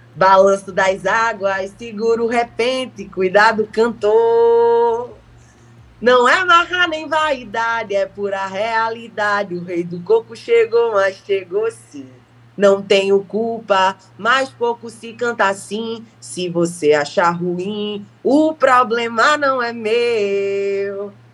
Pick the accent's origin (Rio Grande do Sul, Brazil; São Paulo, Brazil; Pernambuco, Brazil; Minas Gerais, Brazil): Pernambuco, Brazil; accent: Pernambuco; moved away as an adult; now in Rio de Janeiro, Brazil; sou pernambucana